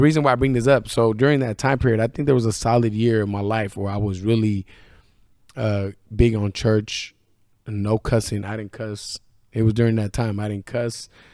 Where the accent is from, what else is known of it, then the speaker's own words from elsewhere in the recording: Northern California, United States; moved away; also born or lived in Idaho; I'm from Northern California